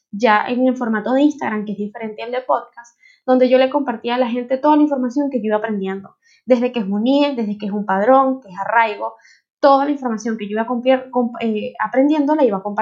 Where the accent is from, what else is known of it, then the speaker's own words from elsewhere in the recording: Venezuela; moved away as an adult; now in Spain; desde el 2016 soy una venezolana en España.